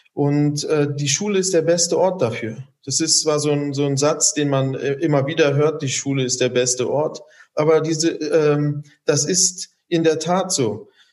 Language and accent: German; Germany; als Deutsche bezeichnen, weil wir hier aufgewachsen sind oder auch einen deutschen Pass haben